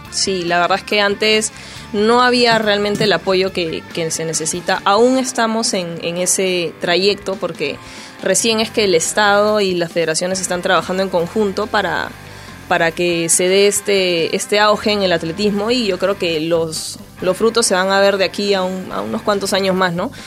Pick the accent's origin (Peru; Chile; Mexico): Peru; como peruanos que somos